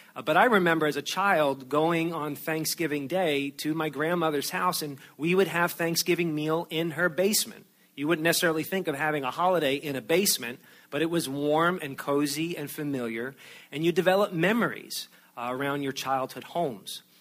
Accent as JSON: {"language": "English", "region": "outside of New York City", "country": "United States", "tie": "born or raised there", "moved": "yes", "said": "I grew up outside of New York City"}